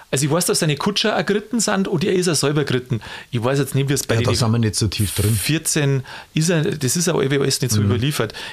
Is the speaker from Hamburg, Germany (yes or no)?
no; Bavaria, Germany; Und da, wo ich herkomme, da gibt es ja den Niederbayerischen Tag des Pferdes.